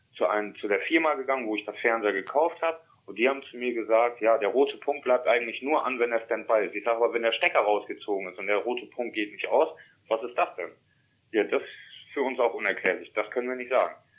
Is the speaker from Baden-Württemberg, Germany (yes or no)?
no; East Frisia, Lower Saxony, Germany; also born or lived in Emsland; ich bin als kleiner Junge in Wena groß geworden. Das ist ja hier in Ostfriesland.